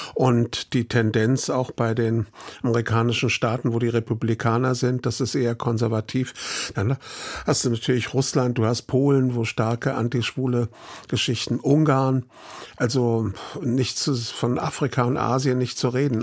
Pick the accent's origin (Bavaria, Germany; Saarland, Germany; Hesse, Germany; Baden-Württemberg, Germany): Hesse, Germany; Frankfurt; also born or lived in Teltow-Seehof, Brandenburg / Rhineland; bin da aufgewachsen in Frankfurt in dem Stadtteil Braunheim